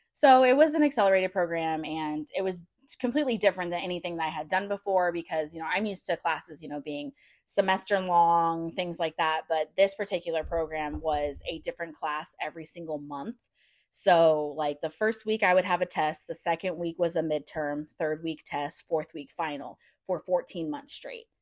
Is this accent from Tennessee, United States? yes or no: no; St. Louis, Missouri, United States; moved away as an adult; we're from St. Louis, so it's not like we don't understand cold and snow because we definitely get